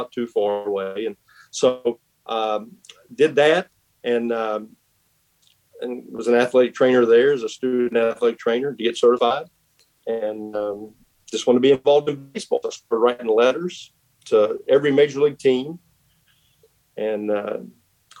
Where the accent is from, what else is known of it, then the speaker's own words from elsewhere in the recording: West Virginia, United States; moved away as an adult; now in Knoxville, United States; I grew up in West Virginia